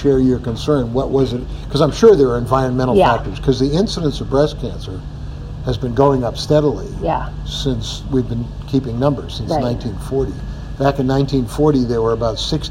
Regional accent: Boston, Massachusetts, United States; I'm from Boston

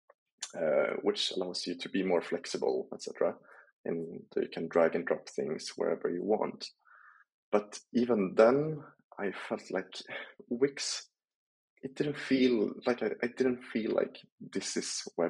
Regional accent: Sundsvall, Västernorrland County, Sweden; moved away as an adult; now in France; I moved from my home town in Sundsvall in Sweden to go to France.

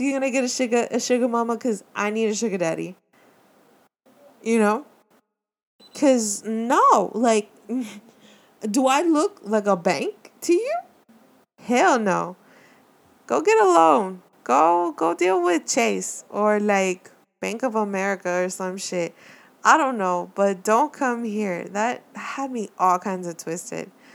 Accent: Miami, Florida, United States; I'm from Miami. I, born and raised

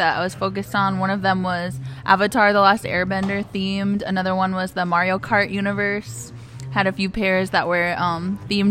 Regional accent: United States; I'm from the Ho-Chunk Nation

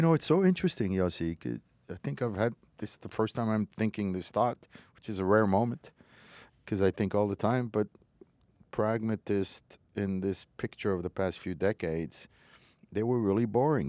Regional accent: Morocco; moved away; I was born in Morocco, was raised in Morocco

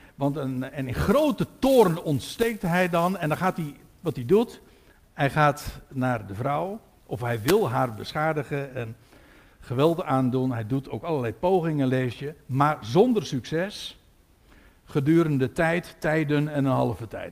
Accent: Katwijk, South Holland, Netherlands; ik kom uit Katwijk

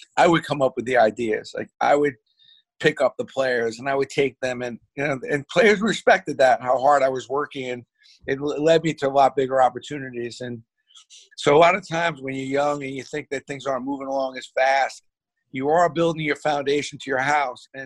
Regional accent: New York City, New York, United States; we grew up in Brooklyn

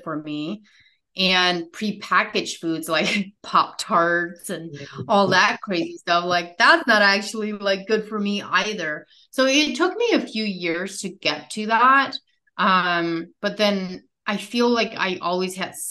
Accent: United States; I grew up in America

